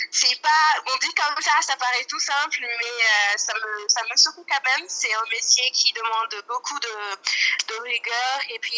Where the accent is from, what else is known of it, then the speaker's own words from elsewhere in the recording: Guinea; je suis guinéenne de nationalité, j'ai 24 ans